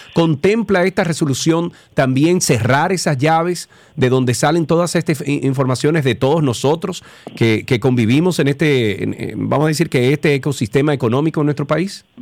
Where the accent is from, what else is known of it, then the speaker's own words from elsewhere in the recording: Santiago de los Caballeros, Santiago, Dominican Republic; yo soy de allá, yo soy de Isibao